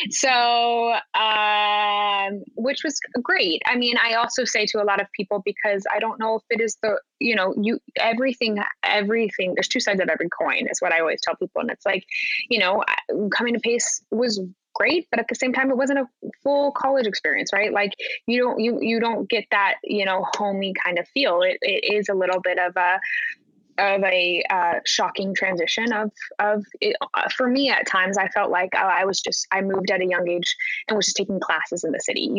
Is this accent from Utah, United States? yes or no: yes; Park City, Utah, United States; moved away as an adult; also born or lived in New York City; I'm from Utah, Park City, Utah. So grew up in the mountains.